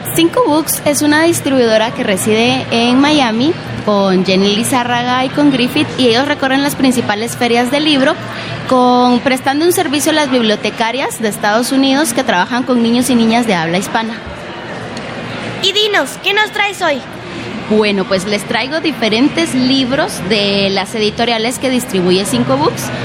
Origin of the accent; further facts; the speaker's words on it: Guatemala; yo soy de Guatemala